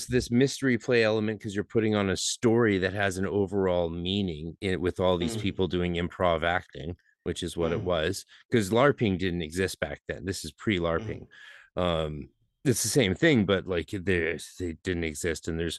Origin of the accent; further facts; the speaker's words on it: British Columbia, Canada; we didn't notice it too much because, but that's because I'm from